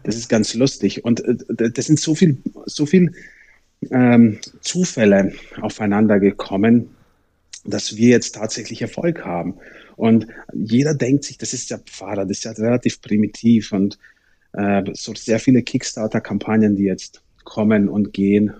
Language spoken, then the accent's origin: German; Germany; bei uns in Deutschland